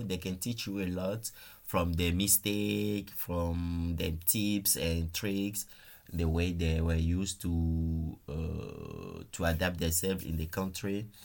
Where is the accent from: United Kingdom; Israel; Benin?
Benin; moved away as an adult; also born or lived in France; now in Luxembourg; I'm originally from Benin Republic in West Africa.